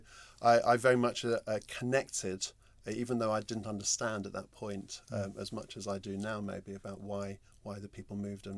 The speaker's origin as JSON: {"language": "English", "region": "London", "country": "United Kingdom", "tie": "born or raised there", "said": "I grew up in North London in the 70s and 80s."}